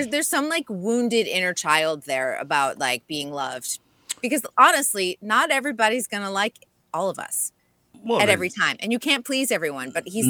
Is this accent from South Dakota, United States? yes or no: no; Kennebunk, Maine, United States; I grew up near Walker Point. I grew up in Kennebunk, Maine.